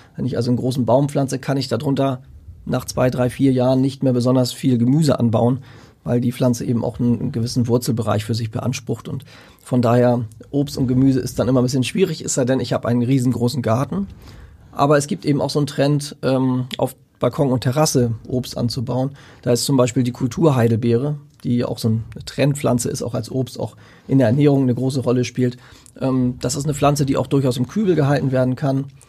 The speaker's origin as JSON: {"language": "German", "area": "Lüneburg Heath", "region": "Lower Saxony", "country": "Germany", "said": "in der Lüneburger Heide, wo ich herkomme, haben wir sehr sandigen Boden"}